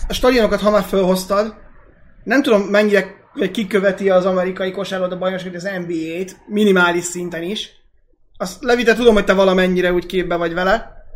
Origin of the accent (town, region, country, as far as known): Hungary